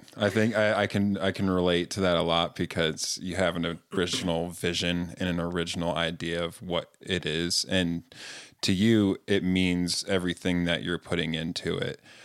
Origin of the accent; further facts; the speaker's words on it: Greensboro, North Carolina, United States; now in Utah, United States; I grew up in North Carolina in the South